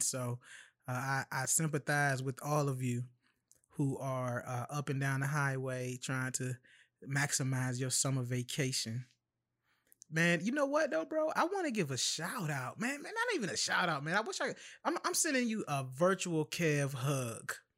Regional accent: Chesapeake, Virginia, United States; I'm from Chesapeake, Norfolk, Virginia, man. I'm from southeastern Hampton Roads, Virginia, and have roots in uh, northeastern North Carolina

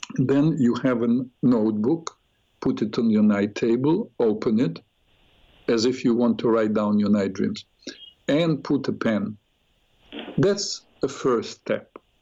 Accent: Odesa, Odesa Oblast, Ukraine; moved away; I was born in Ukraine, Odessa.

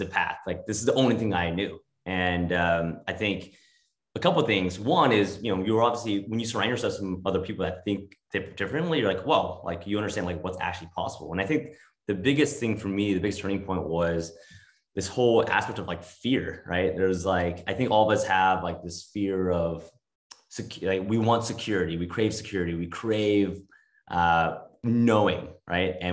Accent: Los Angeles, California, United States; also born or lived in New York; now in Northern California, United States; moved out to California, to LA, where I was born

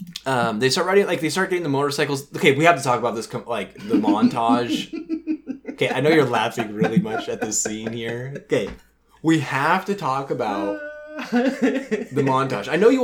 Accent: Washington, United States; we're from Washington.

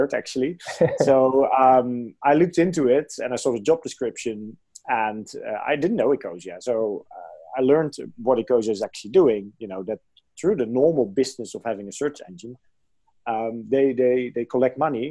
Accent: near Arnhem, Gelderland, Netherlands; So I'm from the Netherlands. I was born in the Netherlands, close to a city called Arnhem. And this is actually the area where there's still the biggest forest in the Netherlands. And indeed, where I lived, we were like 1 minute away from the forest

